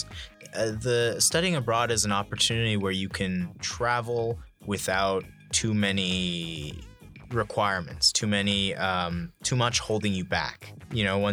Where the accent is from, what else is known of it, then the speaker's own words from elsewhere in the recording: San Francisco, California, United States; growing up in San Francisco